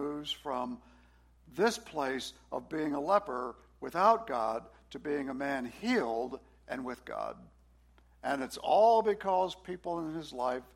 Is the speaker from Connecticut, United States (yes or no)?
no; New Orleans, Louisiana, United States; moved away as an adult; also born or lived in Washington, D.C.; I grew up in New Orleans in the party scene.